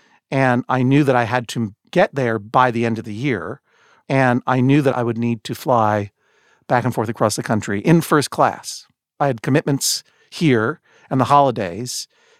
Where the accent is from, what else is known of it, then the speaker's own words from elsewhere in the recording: New England, United States; Sir, I'm from New England.